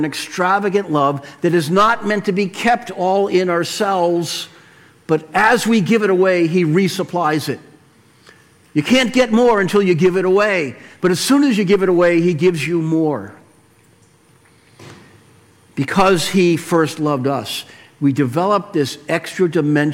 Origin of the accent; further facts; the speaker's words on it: Weymouth, Massachusetts, United States; where I grew up in Weymouth